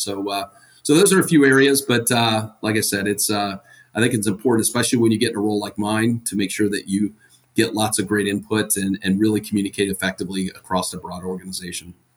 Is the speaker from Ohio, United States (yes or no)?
yes; Ohio, United States; now in Atlanta, United States; I'm originally from Ohio